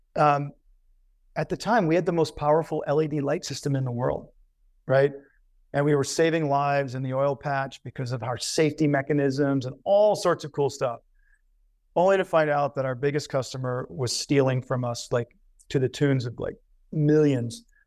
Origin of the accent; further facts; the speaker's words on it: Covington, Louisiana, United States; moved away; I was born in Covington, Louisiana